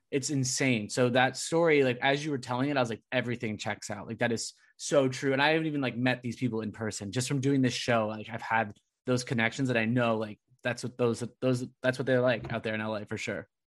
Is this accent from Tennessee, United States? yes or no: no; Southern California, United States; moved away as an adult; also born or lived in Providence; now in Massachusetts, United States; growing up in SoCal